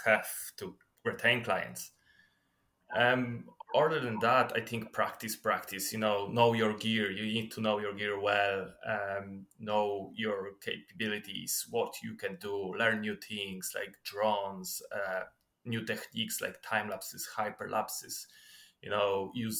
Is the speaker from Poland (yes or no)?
yes; Poland; moved away as an adult; now in Ireland; I was born in Poland. Then when I was 21, I moved into Ireland.